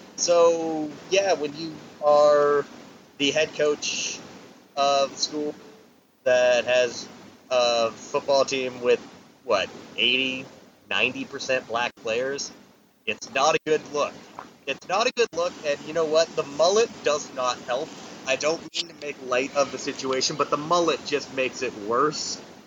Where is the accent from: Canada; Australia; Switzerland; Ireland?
Canada; I'm I'm the Canadian